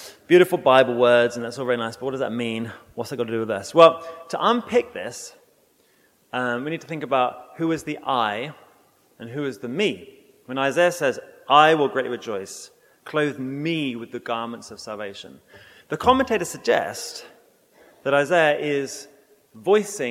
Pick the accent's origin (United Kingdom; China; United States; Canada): United Kingdom; England; moved away; I was brought up in England